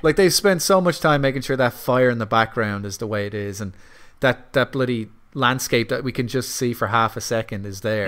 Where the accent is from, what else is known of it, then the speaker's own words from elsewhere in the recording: Ireland; I'm Irish